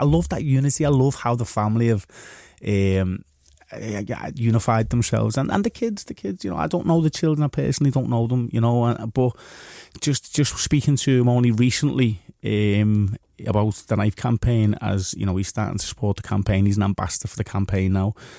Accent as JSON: {"language": "English", "town": "Liverpool", "region": "North West England", "country": "United Kingdom", "said": "we're lads from Liverpool"}